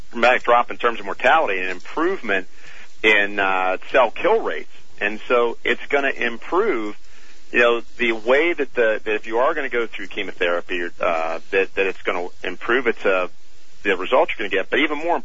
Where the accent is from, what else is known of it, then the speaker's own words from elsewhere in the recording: Pittsburgh, Pennsylvania, United States; now in Cincinnati, United States; I'm from Pittsburgh and live in Cincinnati now